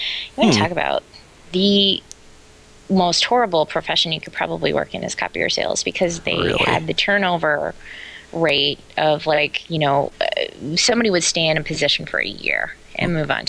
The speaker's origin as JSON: {"language": "English", "town": "Omaha", "region": "Nebraska", "country": "United States", "tie": "born or raised there", "said": "I grew up in Omaha, Nebraska."}